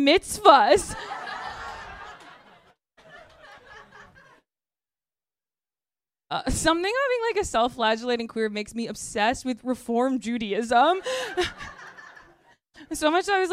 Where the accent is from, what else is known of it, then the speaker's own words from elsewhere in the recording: Midwest, United States; I grew up in the Midwest